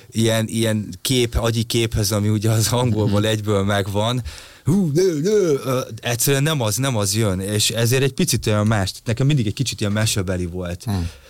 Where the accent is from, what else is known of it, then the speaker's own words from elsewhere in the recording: Hungary; nyertem egy magyar tehetségkutató versenyt, és kijutottam a Hollandiába egy hónapos mesterkurzusra egyedüli magyarként